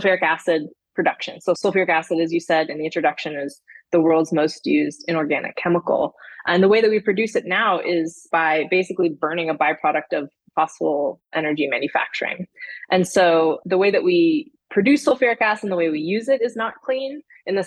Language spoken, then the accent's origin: English; Houston, Texas, United States; moved away as an adult; I grew up in Houston, Texas